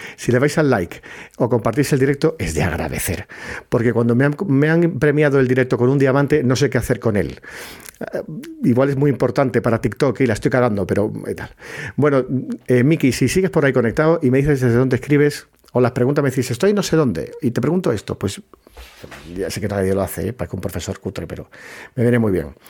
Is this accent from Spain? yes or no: yes; Puerto Real, Andalusia, Spain; soy de Cádiz, que soy de Puerto Real, que está en la bahía.